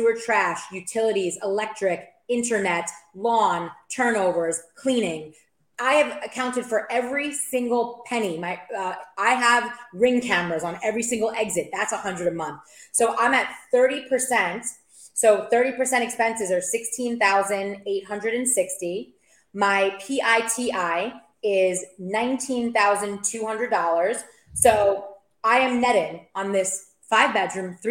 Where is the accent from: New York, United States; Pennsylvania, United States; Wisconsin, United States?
New York, United States; moved away as an adult; also born or lived in Maryland; now in Tampa Bay, United States; I'm from New York, but I currently live in the greater Tampa Bay market.